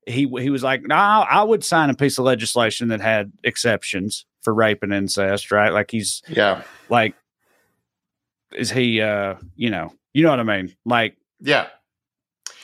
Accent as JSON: {"language": "English", "region": "Tennessee", "country": "United States", "said": "I'm from Tennessee"}